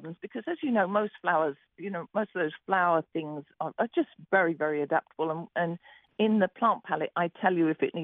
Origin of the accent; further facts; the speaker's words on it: England, United Kingdom; moved away; I'm from England